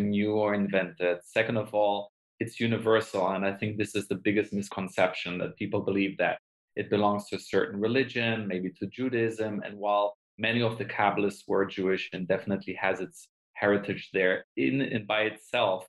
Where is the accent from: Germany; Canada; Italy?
Germany; moved away as an adult; also born or lived in Israel / London, United Kingdom; now in Los Angeles, United States; I was born in Israel, grew up in Germany